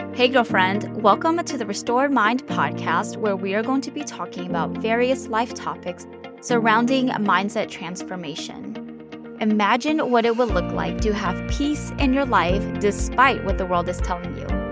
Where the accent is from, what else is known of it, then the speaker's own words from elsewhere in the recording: the South, United States; I'm from the South, so I have never experienced winter like someone from maybe the North or the Midwest